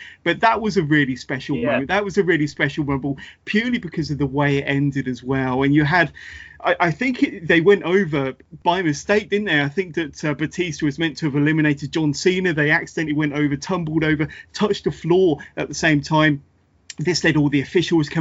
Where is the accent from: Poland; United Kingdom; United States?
United Kingdom; I'm a fellow Brit